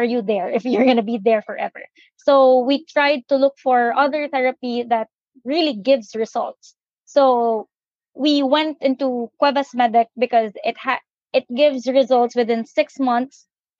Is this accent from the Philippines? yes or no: yes; Philippines; I was brought up here in the Philippines. I graduated here in the Philippines for my bachelor's degree.